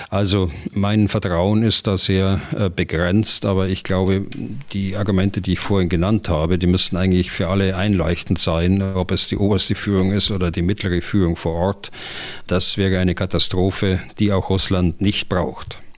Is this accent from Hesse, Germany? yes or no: no; Hannover, Lower Saxony, Germany; Ich komme aus der Region Hannover.